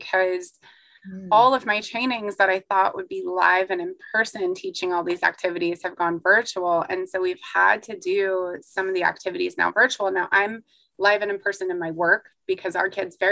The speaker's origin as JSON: {"language": "English", "region": "the South", "country": "United States", "said": "I'm from the South"}